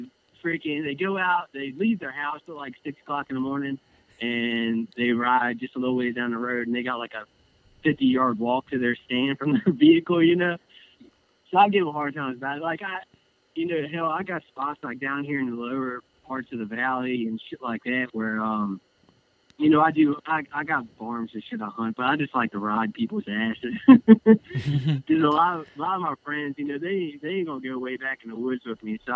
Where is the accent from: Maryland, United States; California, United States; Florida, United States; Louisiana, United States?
Maryland, United States; moved away as an adult; I grew up in Maryland. I grew up in the suburbs, like, you know, pretty much in between D.C. and Baltimore is where I grew up.